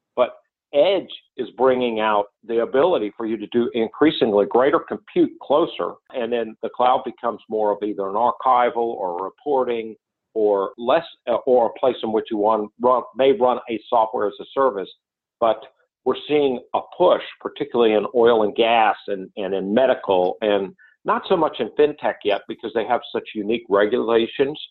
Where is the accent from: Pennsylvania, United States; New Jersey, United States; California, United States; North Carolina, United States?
North Carolina, United States; I grew up in North Carolina